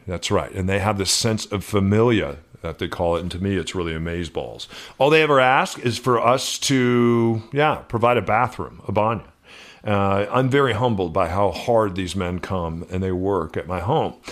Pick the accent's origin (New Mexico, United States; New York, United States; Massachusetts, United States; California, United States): New Mexico, United States; moved away; I grew up in New Mexico with hardworking, uh, Hispanic men.